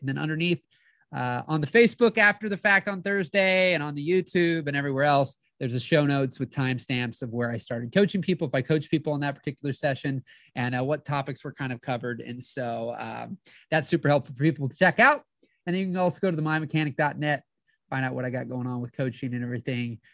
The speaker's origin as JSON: {"language": "English", "town": "St. Louis", "region": "Missouri", "country": "United States", "said": "I'm from the Saint Louis area"}